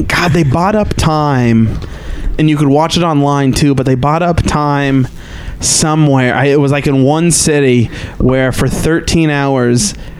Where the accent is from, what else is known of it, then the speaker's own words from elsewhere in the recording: St. Joseph, Missouri, United States; now in Austin, United States; my hometown one, St. Joe, Missouri, my picture is hanging up in it.